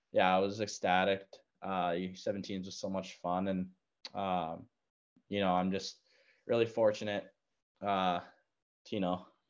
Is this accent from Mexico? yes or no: no; Victoria, British Columbia, Canada; I'm from Victoria